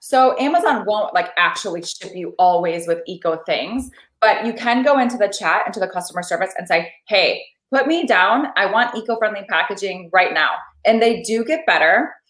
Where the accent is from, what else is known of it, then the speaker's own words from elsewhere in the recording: Midwest, United States; I've never seen this in my life. And I'm from the Midwest.